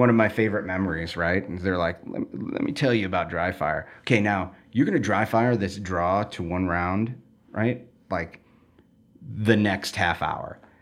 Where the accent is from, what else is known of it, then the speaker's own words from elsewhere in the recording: Chicago, Illinois, United States; where I grew up was basically where the city completely ends and you get into rural